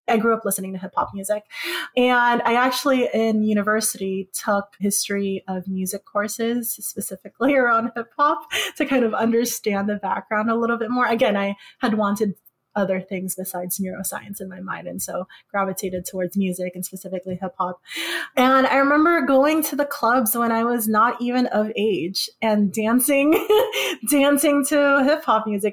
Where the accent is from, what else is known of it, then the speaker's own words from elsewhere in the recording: Philippines; moved away; the place that I was born.